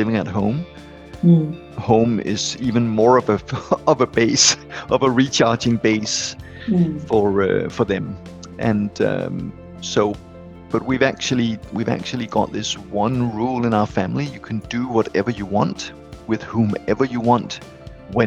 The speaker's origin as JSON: {"language": "English", "town": "Copenhagen", "region": "Capital Region of Denmark", "country": "Denmark", "tie": "born or raised there", "said": "I grew up in Copenhagen, and I lived away from Copenhagen for 8 years as a young adult, and then I came back."}